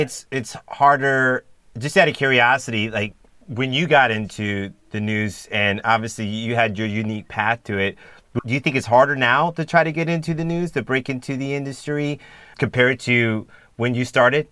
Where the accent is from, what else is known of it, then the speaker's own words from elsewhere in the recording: San Diego, California, United States; I'm from San Diego as well. I grew up in San Diego